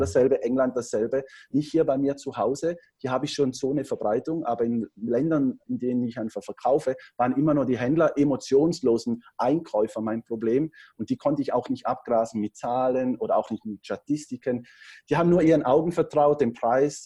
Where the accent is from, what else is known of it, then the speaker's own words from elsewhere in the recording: Switzerland; Ich bin Schweizer, am Bodensee wohne ich, habe da meine Unternehmen